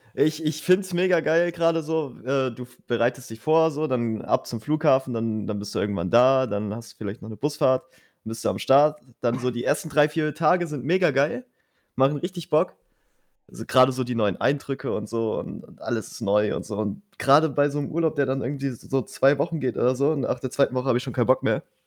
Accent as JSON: {"language": "German", "country": "Germany", "said": "ich bin Deutscher"}